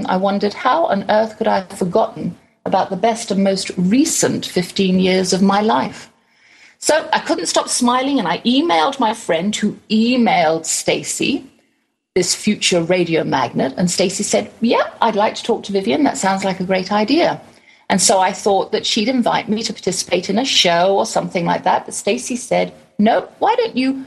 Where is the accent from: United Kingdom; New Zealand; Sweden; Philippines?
United Kingdom; England; now in Garland, Texas, United States; I'm from Far East Texas, a little island called England.